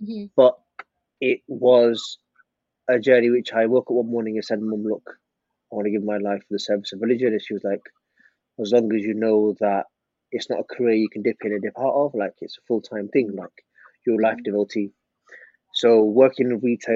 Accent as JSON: {"language": "English", "town": "Manchester", "region": "North West England", "country": "United Kingdom", "tie": "born or raised there", "said": "I was born and bred in Manchester, best city in the world."}